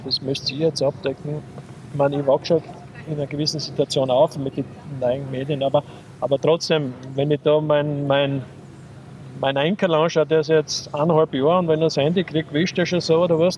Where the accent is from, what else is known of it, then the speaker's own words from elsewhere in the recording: Köflach, Styria, Austria; also born or lived in Linz; habe zuerst als aktiver Fußballer gespielt bei uns in Köflach